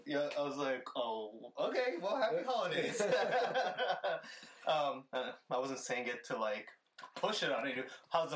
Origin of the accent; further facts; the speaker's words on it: St. Petersburg, Florida, United States; St. Anthony's Hospital here where I was born in St. Petersburg.